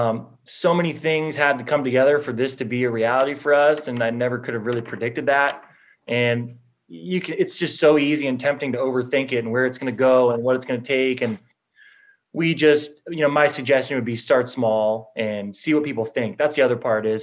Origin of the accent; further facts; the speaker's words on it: Los Angeles, California, United States; growing up in Los Angeles